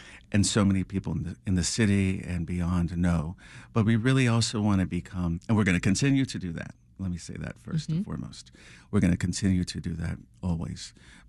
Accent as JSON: {"language": "English", "region": "Texas", "country": "United States", "tie": "born or raised there", "said": "growing up in South Texas, I grew up in a small town, and we weren't really surrounded by a lot of art"}